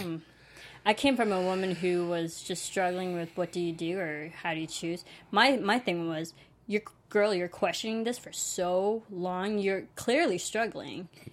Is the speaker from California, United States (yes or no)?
no; Illinois, United States; moved away; I went back to Illinois, my home state